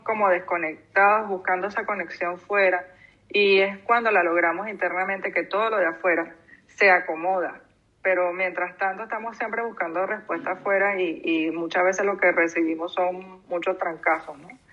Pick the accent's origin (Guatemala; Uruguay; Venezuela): Venezuela; moved away as an adult; now in Canary Islands, Spain; Yo tengo poco tiempo aquí en Canarias eh, yo soy venezolana